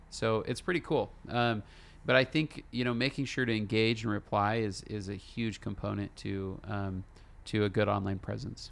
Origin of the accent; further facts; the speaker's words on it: California, United States; moved away as an adult; now in Utah, United States; me and my wife, we're from California, and we moved, uh, to Utah